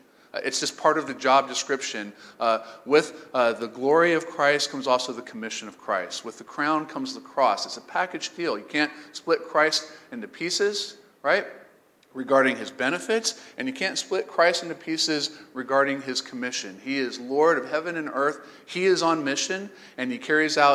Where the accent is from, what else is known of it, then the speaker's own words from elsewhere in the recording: St. Augustine, Florida, United States; also born or lived in Bible Belt; I'm from St. Augustine, Florida